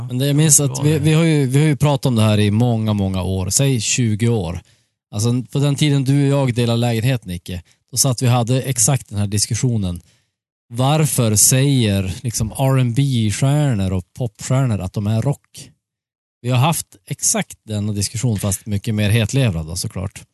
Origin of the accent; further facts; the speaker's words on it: Sweden; jag är ju svensk